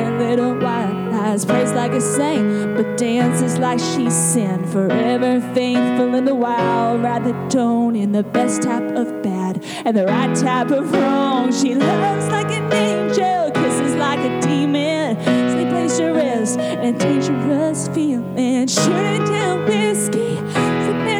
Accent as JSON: {"language": "English", "region": "Kentucky", "country": "United States", "moved": "as an adult", "said": "I'm originally from Kentucky, and I moved down here to write songs and to sing"}